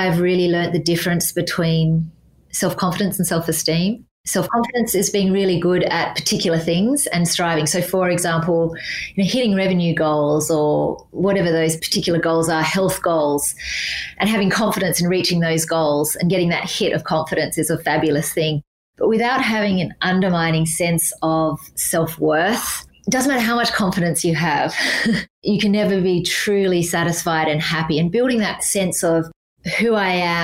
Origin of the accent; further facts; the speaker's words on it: Australia; moved away as an adult; also born or lived in United States; Being Australian in the US